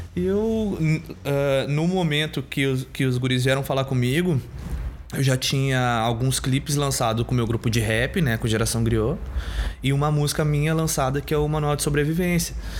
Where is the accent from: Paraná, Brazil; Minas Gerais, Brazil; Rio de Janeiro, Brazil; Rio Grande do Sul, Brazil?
Rio Grande do Sul, Brazil; Porto Alegre; eu sou da Bonja